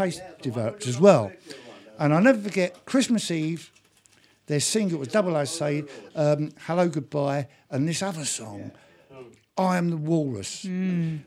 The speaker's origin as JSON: {"language": "English", "region": "London", "country": "United Kingdom", "tie": "born or raised there", "also_born_or_lived": "Ireland", "said": "I grew up in London and in Ireland as a kid"}